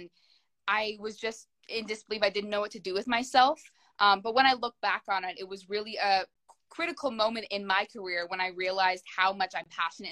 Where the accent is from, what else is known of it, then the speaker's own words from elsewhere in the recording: Canada; I am a Canadian actor and dancer